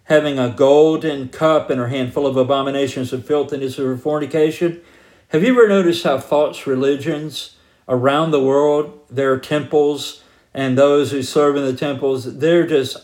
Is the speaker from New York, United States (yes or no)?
no; Georgia, United States; I grew up in Georgia